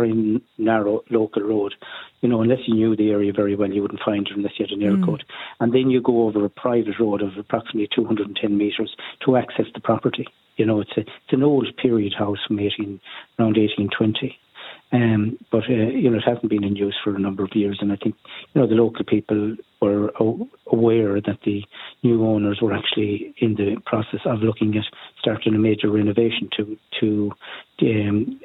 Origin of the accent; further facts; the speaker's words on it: Oughterard, Connacht, Ireland; I'm from Uachtaráid